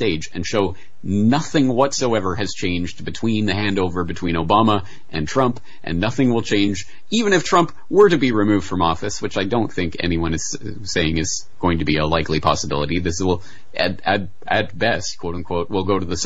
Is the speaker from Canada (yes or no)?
yes; Canada; now in Japan; as a Canadian in Japan